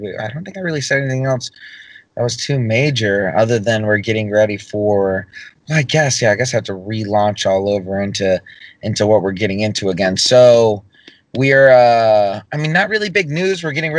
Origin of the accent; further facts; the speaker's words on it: the South, United States; You know, I'm from the South, you know, if you didn't know that.